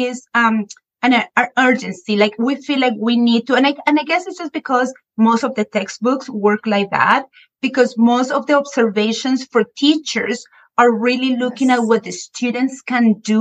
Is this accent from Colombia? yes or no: yes; Colombia; a Spanish teacher born and raised in Colombia